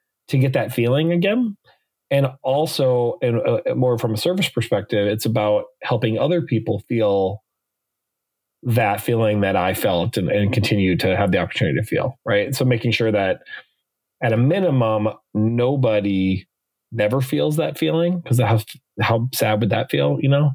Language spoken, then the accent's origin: English; Mandan, North Dakota, United States; now in Los Angeles, United States; I was born and raised in Mandan, North Dakota